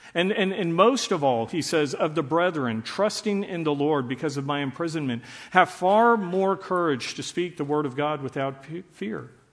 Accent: Dallas, Texas, United States; I grew up in Dallas under desegregation

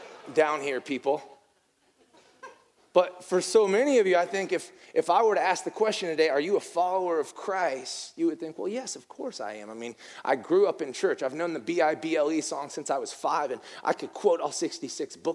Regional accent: the North, United States; moved away; I'm from the North, and in the North, we have a deep sense of respect for SEC football

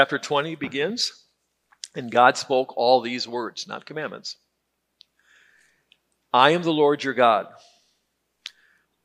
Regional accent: Detroit, Michigan, United States; I grew up in Detroit

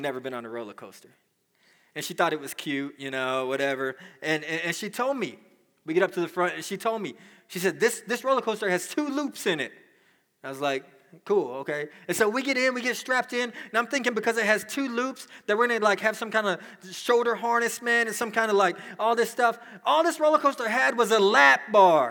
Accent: Dallas, Texas, United States; I grew up in Dallas

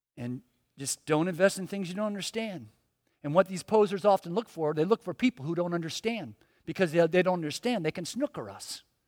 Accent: Miami, Florida, United States; I was born in Miami, grew up here

